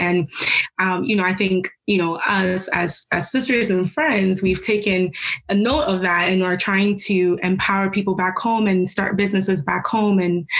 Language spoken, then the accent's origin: English; Baltimore, Maryland, United States; now in St. Mary's County, United States; And we were raised in Baltimore, Maryland, but I currently reside in St. Mary's County in Maryland.